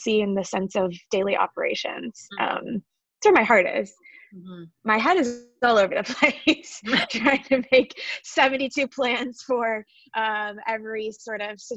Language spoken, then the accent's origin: English; Toledo, Ohio, United States; I am a Buckeye born and bred. I'm from Ohio, from Toledo, Ohio